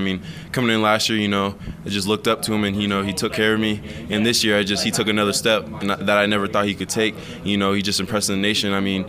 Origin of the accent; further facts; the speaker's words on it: Phoenix area, Arizona, United States; moved away as an adult; I think I like summers back home a little bit.